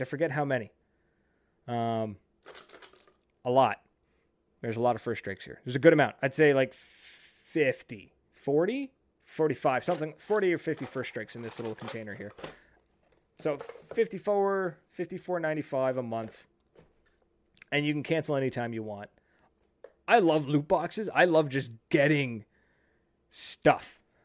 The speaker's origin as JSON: {"language": "English", "country": "Canada", "said": "being a Canadian in California"}